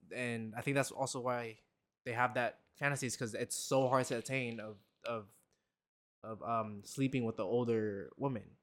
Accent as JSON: {"language": "English", "country": "Philippines", "tie": "born or raised there", "moved": "yes", "said": "I grew up in the Philippines"}